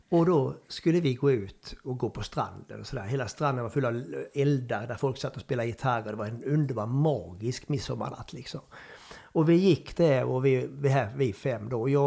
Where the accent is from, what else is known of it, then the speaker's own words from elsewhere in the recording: Värmland, Sweden; accent: Värmland; Och du vet ju min dialekt. Det är ungefär som du skulle spela eh, liksom Kungliga. På, på, på värmländska?